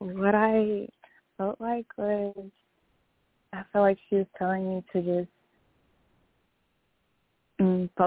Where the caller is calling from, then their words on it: Houston, Texas, United States; Yes, I'm from Houston, Texas.